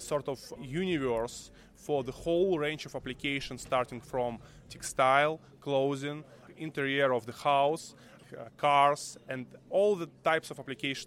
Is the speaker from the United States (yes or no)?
no; Moscow, Russia; also born or lived in Berlin / Troitsk; I'm originally from Moscow